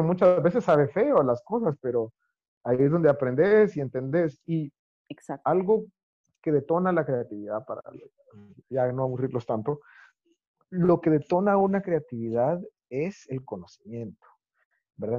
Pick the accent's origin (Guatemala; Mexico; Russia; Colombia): Guatemala; yo nací en Guatemala